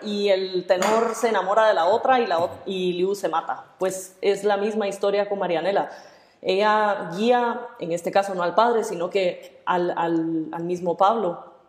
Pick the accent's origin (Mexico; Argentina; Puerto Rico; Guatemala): Guatemala; yo soy guatemalteca